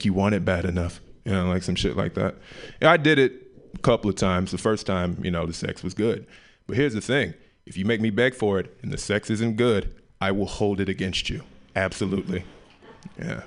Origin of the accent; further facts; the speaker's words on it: Memphis, Tennessee, United States; moved away; also born or lived in Oakland; I'm originally from Memphis, Tennessee